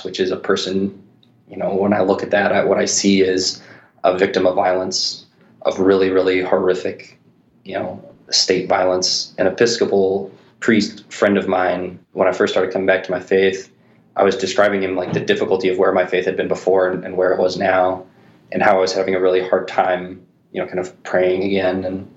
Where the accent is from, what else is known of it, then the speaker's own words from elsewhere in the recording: St. Louis, Missouri, United States; I'm from St. Louis